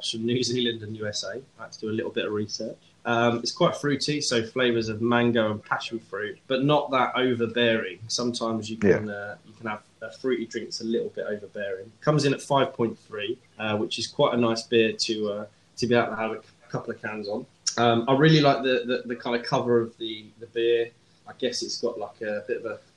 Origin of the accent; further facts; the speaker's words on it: Kent, South East England, United Kingdom; now in London, United Kingdom; I grew up in Kent